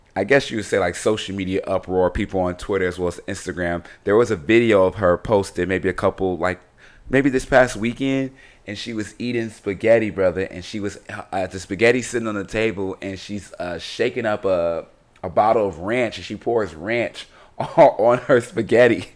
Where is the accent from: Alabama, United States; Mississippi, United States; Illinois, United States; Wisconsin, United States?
Illinois, United States; Chicago; I'm from Chicago